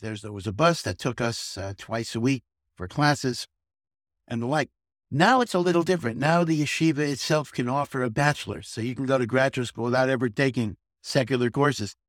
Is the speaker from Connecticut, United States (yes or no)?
yes; Hartford, Connecticut, United States; moved away as an adult; also born or lived in Chicago / Silver Spring, Maryland; now in Jerusalem, Israel; I grew up in Hartford, Connecticut, which had a very small Orthodox community